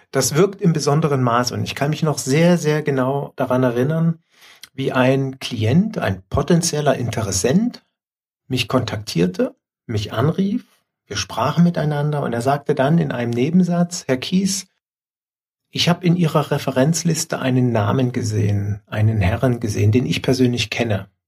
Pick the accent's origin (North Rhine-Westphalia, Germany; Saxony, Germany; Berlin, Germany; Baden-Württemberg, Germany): Saxony, Germany; Leipzig; born there; also born or lived in Dresden; Weil ich als gebürtiger Leipziger mich heute tatsächlich bei den Leipzigern bedanken muss.